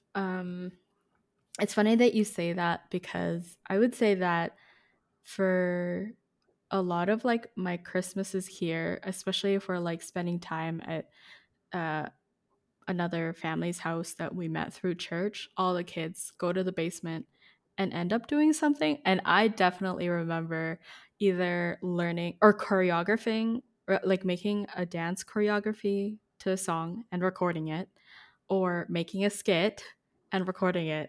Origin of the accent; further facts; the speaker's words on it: Philippines; moved away; when I was growing up in the Philippines